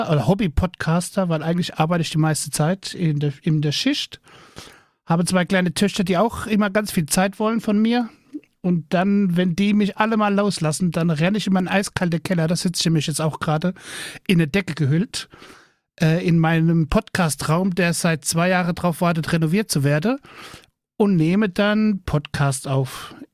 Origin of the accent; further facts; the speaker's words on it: Rhineland-Palatinate, Germany; Ja, ich komme aus dem fernen Rheinland-Pfalz.